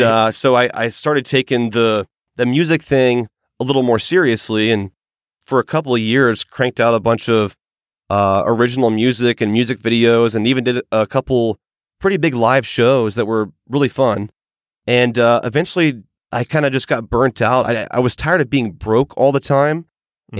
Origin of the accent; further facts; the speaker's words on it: Georgia, United States; in my home state, which is Georgia